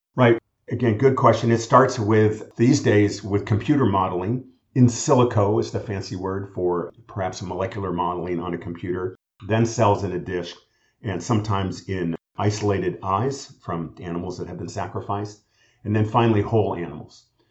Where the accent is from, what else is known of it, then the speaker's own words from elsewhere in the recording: California, United States; I'm a Californian and was trained all at University of California schools